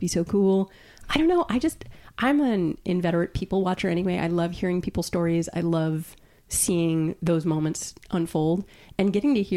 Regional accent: Long Island, New York, United States; also born or lived in Brooklyn, New York; I grew up on Long Island

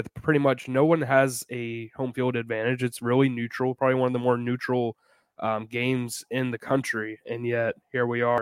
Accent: Jacksonville, Florida, United States; I'm from Jacksonville

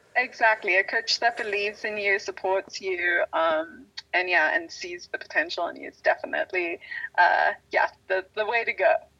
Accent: South Africa; now in United States; growing up in South Africa, we didn't have all the same sports as um, are offered in the states

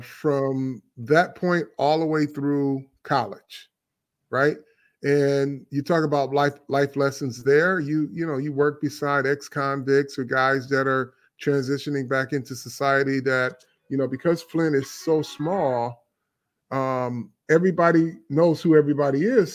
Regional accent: Flint, Michigan, United States; we grew up in Flint

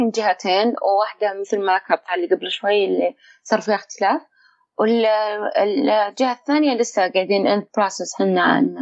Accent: Saudi Arabia; بحيث ان نروح وناخذ منهم مدربين ولا يجون عندنا بالسعوديه

